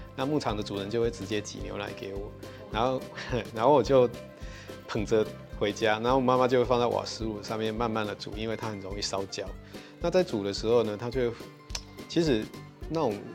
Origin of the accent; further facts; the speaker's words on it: Liuying, Tainan, Taiwan; 我的家乡是台南县的柳营乡